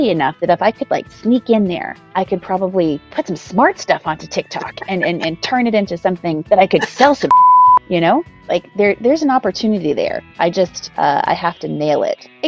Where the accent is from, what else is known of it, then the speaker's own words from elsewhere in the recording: Canada; I'm Canadian.